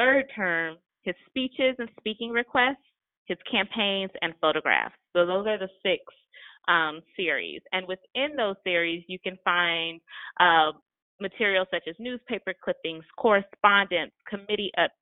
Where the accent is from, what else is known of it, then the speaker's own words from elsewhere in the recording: Atlanta, Georgia, United States; So I grew up in Atlanta, but clearly after the reign of Maynard Jackson